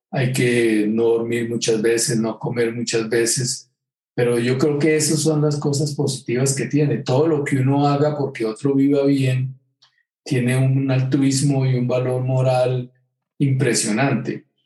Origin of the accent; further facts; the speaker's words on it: Girardot, Cundinamarca, Colombia; also born or lived in England; Yo, soy un, hombre de Girardot a Villa del Río Magdalena, pero me confundo entre el Magdalena y el Támesis. Entonces, yo después de que viví en Inglaterra siempre pensé que debería haber sido inglés.